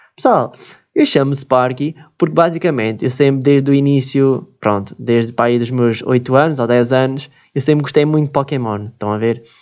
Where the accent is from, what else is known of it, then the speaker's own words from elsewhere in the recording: Switzerland; now in Portugal; nasci na Suíça, né? E pronto, nasci na Suíça